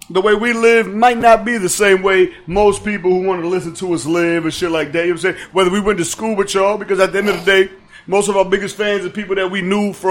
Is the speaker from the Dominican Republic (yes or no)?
yes; Dominican Republic; I'm from the Dominican Republic.